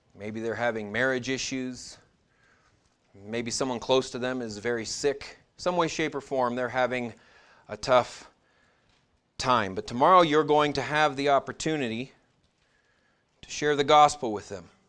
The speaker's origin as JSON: {"language": "English", "country": "United States", "said": "we as American Christians"}